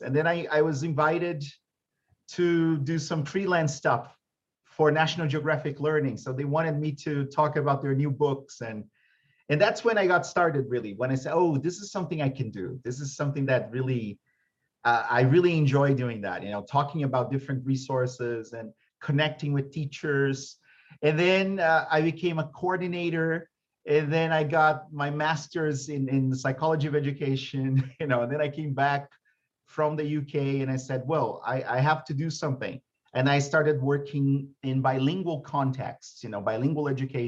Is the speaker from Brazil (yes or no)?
yes; Brazil; I came back to Brazil